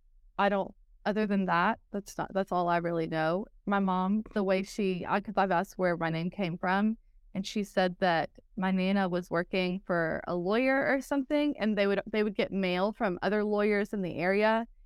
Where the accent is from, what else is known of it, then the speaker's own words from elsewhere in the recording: Texas, United States; accent: Texas; Some people say that I've lost my Texas accent, but I think that the y'all stays there always, and there's just certain words.